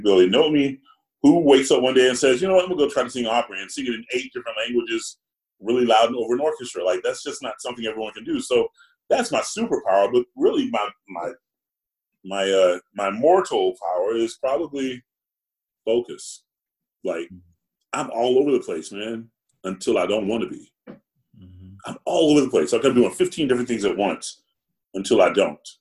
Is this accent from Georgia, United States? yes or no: yes; Georgia, United States; also born or lived in South Carolina; I'm black and I'm from Georgia.